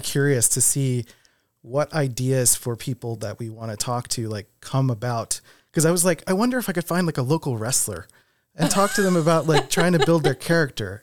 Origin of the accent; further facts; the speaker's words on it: Philadelphia, Pennsylvania, United States; also born or lived in West Coast; now in Rochester, United States; I'm from Philadelphia, and then I lived on the West Coast for seven years